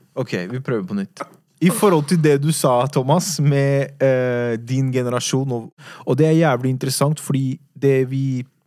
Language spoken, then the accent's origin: Norwegian; Oslo, Norway; Jeg har vokst opp på Furuset